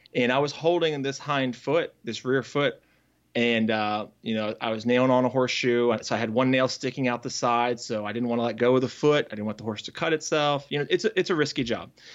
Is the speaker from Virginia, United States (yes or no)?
yes; Northern Virginia, United States; now in Raleigh, United States; I grew up in Northern Virginia